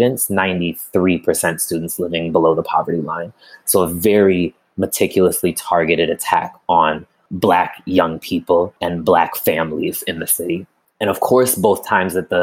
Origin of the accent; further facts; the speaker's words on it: Amherst, Massachusetts, United States; moved away as an adult; now in Chicago, United States; I'm originally from Amherst, Massachusetts. I'm currently living in Chicago